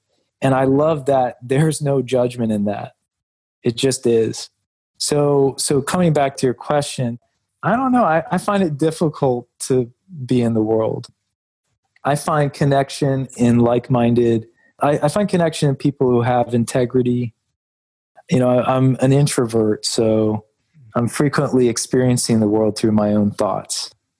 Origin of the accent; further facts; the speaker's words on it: Alabama, United States; also born or lived in Indianapolis / Charlotte / Lexington; because I was born in Indianapolis. We lived there for a while. We were in Charlotte, North Carolina, and then we moved to Alabama. Then we were in Lexington, Kentucky.